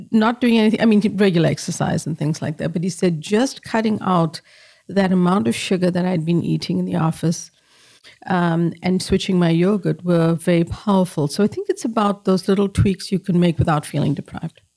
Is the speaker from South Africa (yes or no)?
yes; South Africa; moved away; I grew up in apartheid in South Africa